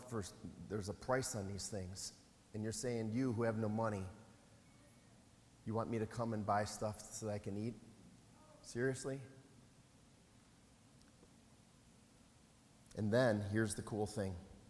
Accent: Wisconsin, United States; I'm from Wisconsin.

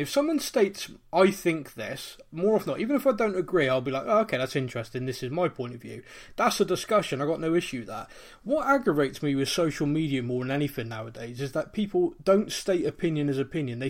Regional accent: Bristol, South West England, United Kingdom; my accent isn't that of someone from North London. I'm actually from Bristol

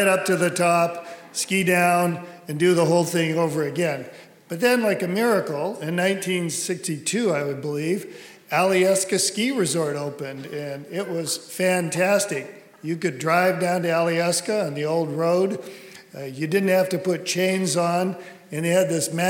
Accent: Anchorage, Alaska, United States; I grew up in Anchorage, Alaska

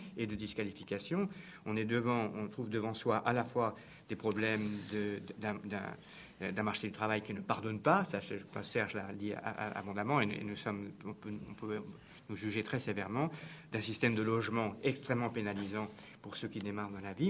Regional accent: France; on est français

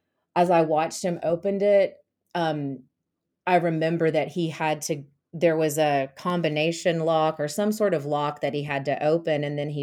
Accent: the South, United States; So basically, growing up in the South and growing up in a really rural area, hunting was really popular.

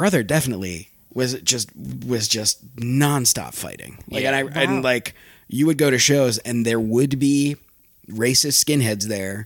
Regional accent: Ann Arbor, Michigan, United States; I grew up in southeastern Michigan. I grew up in Ann Arbor, Michigan

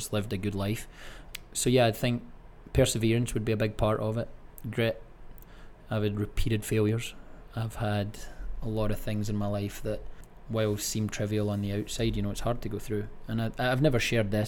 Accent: Greenock, Scotland, United Kingdom; moved away as an adult; now in United States; Born and raised in Greenock, Scotland.

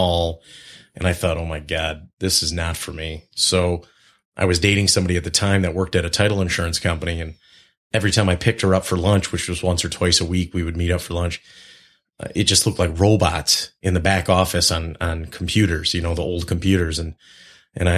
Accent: Auburn Hills, Michigan, United States; I was grew up in Auburn Hills

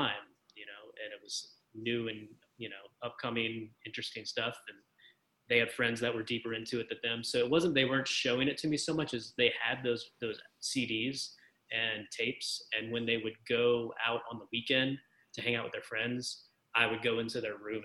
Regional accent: Baton Rouge, Louisiana, United States; I grew up, you know, I grew up in Baton Rouge, Louisiana, and I grew up on the outskirts of town

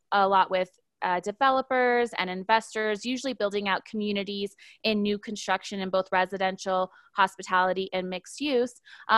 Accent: Honolulu, Hawaii, United States; I'm originally from Honolulu, Hawaii, but I was raised sort of an Air Force kid and have been living most of my adult life in the U.S. in the state of Colorado

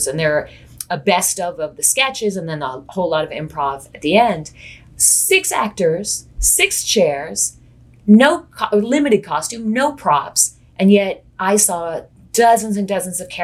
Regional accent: San Francisco Bay Area, California, United States; moved away as an adult; also born or lived in New York City, United States; now in Chicago, United States; I was raised in the San Francisco Bay Area

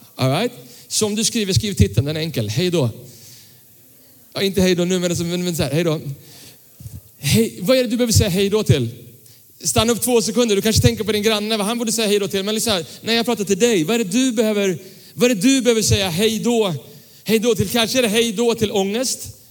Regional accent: Tyresö, Stockholm County, Sweden; när jag växte upp eh, så växte jag upp eh, i, i en pingkyrka söder om Stockholm som, som, som ligger i Tyresö fortfarande, Tyresö pingstkyrka

